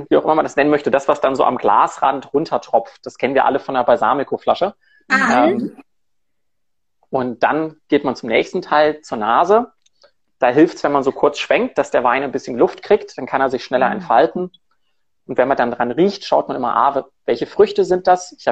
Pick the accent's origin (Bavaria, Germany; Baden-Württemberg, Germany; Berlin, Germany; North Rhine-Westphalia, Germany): North Rhine-Westphalia, Germany; Cologne; moved away as an adult; now in Zurich, Switzerland; Ich komme ursprünglich aus Köln, habe dann in verschiedenen Ecken in Deutschland gearbeitet, im Rheingau und in Hamburg relativ lang und lebe seit vier Jahren in Zürich